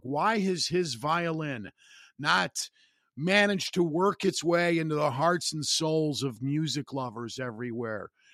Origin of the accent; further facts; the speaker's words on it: Northwest Indiana, United States; I'm an Irishman, but I've lived here in Northwest Indiana on the outskirts of Chicago my entire life